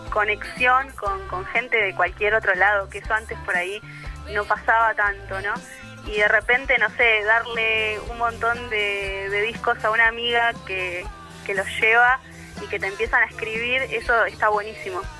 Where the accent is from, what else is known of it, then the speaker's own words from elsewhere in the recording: Mar del Plata, Buenos Aires Province, Argentina; now in La Plata, Argentina; nosotros venimos de Mar del Plata y, venir a La Plata fue todo como una aventura